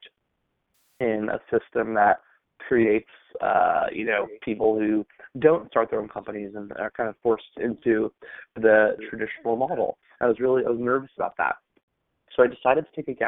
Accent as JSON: {"language": "English", "area": "Long Island", "region": "New York", "country": "United States", "tie": "born or raised there", "said": "I grew up in Long Island, New York"}